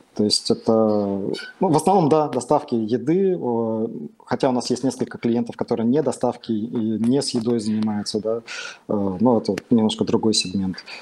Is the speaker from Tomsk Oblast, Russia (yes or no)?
yes; Tomsk, Tomsk Oblast, Russia; я сам из Томска